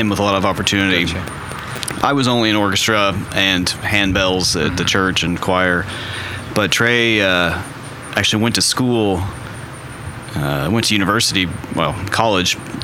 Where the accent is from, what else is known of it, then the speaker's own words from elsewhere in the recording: Norman, Oklahoma, United States; we're both from Norman